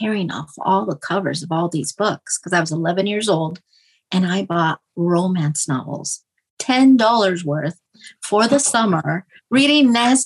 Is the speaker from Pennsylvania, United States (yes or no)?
no; Denver, Colorado, United States; we grew up in Swansea, which is like a lower income area in Denver, Colorado